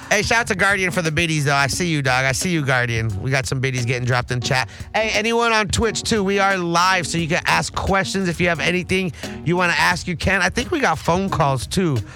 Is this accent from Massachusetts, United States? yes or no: no; Los Angeles, California, United States; I'm oh, from yeah, LA too, but you know I'm the, I'm born in in the valley, so it's a little different than Torrance and Cerritos.